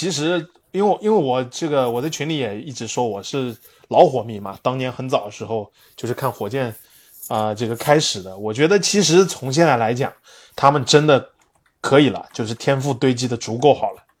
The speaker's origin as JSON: {"language": "Chinese", "country": "Canada", "said": "我们加拿大人啊，是这个我也是"}